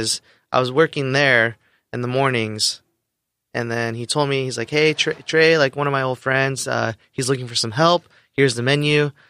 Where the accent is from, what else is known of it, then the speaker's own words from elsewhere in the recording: Novato, California, United States; also born or lived in Los Angeles; Yeah, born in L.A., but moved to Marin County, like nice. Novato.